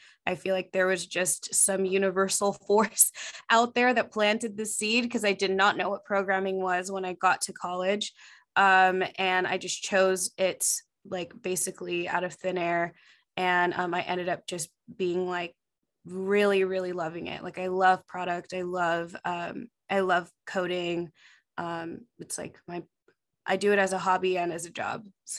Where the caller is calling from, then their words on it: California, United States; Yeah, right now my main base is in Southern California. I'm just outside of LA right now.